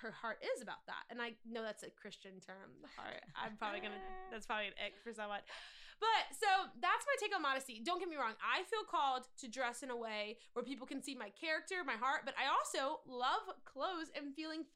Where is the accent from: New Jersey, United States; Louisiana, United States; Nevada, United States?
Louisiana, United States; near New Orleans; I grew up near New Orleans, Louisiana.